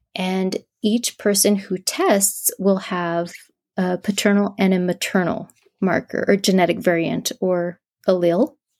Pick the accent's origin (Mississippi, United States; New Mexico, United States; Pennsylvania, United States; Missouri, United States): New Mexico, United States; southern; I'm from New Mexico.